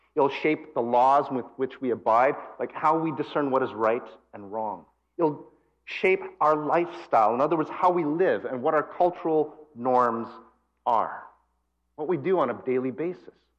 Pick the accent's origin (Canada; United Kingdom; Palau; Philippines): Canada; Calgary, Alberta; moved away; also born or lived in Japan / West Coast of Canada; I was born here, I was born in Calgary, so I'm actually a prairie boy. Although I've lived in other countries like Japan, I've lived on the West Coast